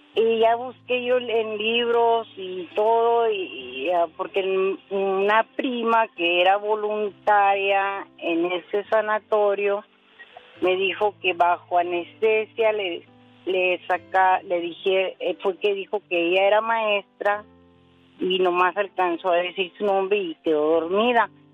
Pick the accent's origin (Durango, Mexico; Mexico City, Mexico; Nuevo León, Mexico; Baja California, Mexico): Baja California, Mexico; Mexicali; yo nací en Mexicali